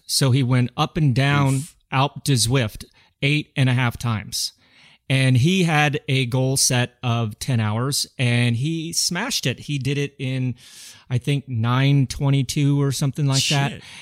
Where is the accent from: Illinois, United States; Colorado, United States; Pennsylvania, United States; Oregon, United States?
Colorado, United States; growing up in Colorado